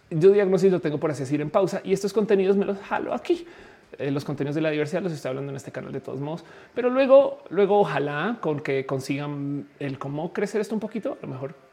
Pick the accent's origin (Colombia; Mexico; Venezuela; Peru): Colombia; also born or lived in Florida; pues soy colombiana, entonces por supuesto conozco Colombia